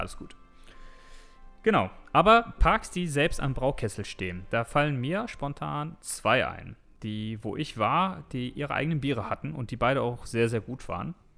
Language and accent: German; Düsseldorf, North Rhine-Westphalia, Germany; als Düsseldorfer